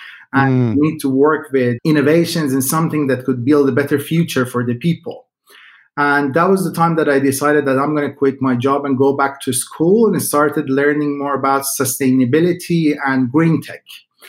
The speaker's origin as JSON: {"language": "English", "country": "Iran", "tie": "born or raised there", "lives_now": "Sweden", "said": "I come from a landowner family. So basically, we had a lot of different farmlands on my father's side."}